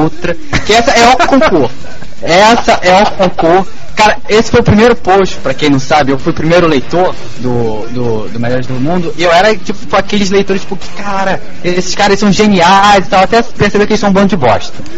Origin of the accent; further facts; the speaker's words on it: Rio de Janeiro, Brazil; eu voltaria para minha terra, já Paguá